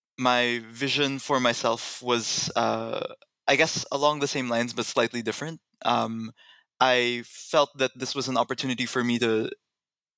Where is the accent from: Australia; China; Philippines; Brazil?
Philippines; Manila, Metro Manila; moved away as an adult; I was born and raised in Manila, Philippines